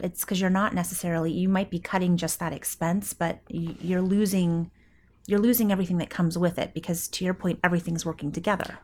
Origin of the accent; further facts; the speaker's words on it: Coeur d'Alene, Idaho, United States; in my hometown, Coeur d'Alene, Idaho, northern Idaho